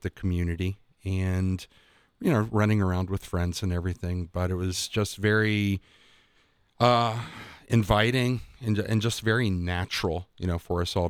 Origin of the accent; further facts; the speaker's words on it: Newark, Ohio, United States; I grew up Methodist in Newark